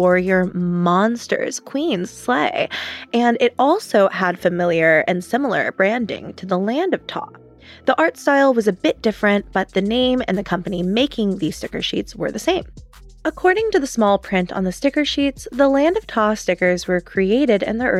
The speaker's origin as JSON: {"language": "English", "region": "Georgia", "country": "United States", "tie": "born or raised there", "said": "I grew up in the South. I grew up in Georgia. I looked at Chick-fil-A's on like an hourly freaking basis. I lived on a farm in rural Georgia that supplied 70% of the chicken for Chick-fil-A's all throughout Georgia."}